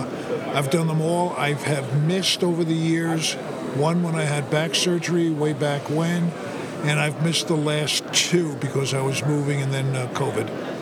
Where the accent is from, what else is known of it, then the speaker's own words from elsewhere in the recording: New York City, New York, United States; growing up in New York City and being an art major